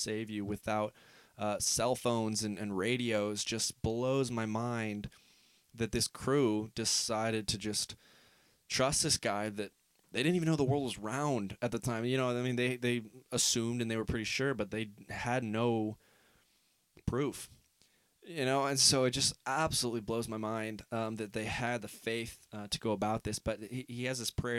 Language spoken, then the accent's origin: English; Northeast Ohio, United States; I'm from Northeast Ohio